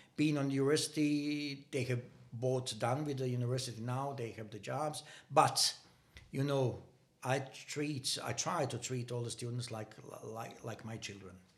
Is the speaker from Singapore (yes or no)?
no; Banja Luka, Republika Srpska, Bosnia & Herzegovina; English is a second language; moved away as an adult; now in Denmark; nearly impossible to live in my hometown. I was living in a city called Banja Luka